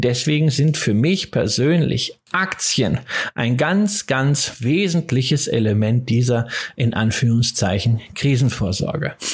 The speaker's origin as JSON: {"language": "German", "region": "Rhineland", "country": "Germany", "said": "ich bin ja Rheinländer äh, ähm, von der familiären Prägung her"}